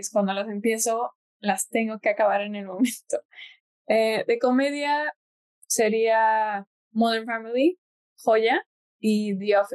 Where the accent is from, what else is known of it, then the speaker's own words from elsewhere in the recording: Mexico; also born or lived in United States; soy mexicana y estadounidense, tengo 23 años.